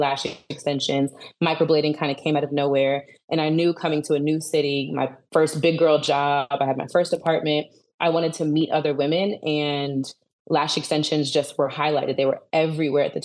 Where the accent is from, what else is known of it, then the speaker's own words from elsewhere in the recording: Alexandria, Virginia, United States; also born or lived in Dallas, Texas; I'm originally from Alexandria, Virginia, which is on the East Coast.